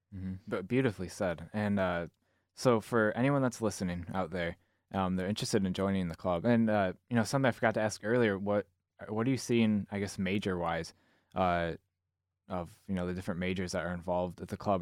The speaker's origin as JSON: {"language": "English", "town": "Zeeland", "region": "Michigan", "country": "United States", "tie": "born or raised there", "said": "I grew up in Zealand"}